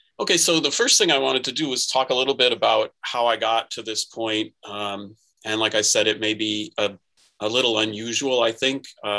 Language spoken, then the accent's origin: English; Minnesota, United States; moved away; even though I grew up in Minnesota during the time of the Kicks and the NASL, and even lived for a time in Bloomington where they played their home games